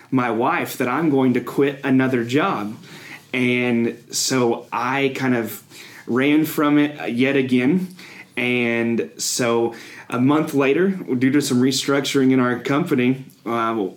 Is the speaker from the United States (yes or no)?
yes; Cape Girardeau, Missouri, United States; also born or lived in Murray, Kentucky; I grew up in the Boot Hill, actually myself, in a town called Cape Girardeau, Missouri